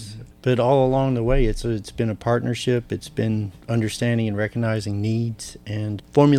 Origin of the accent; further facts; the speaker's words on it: Gallatin, Tennessee, United States; I am from Gallatin, Tennessee as well.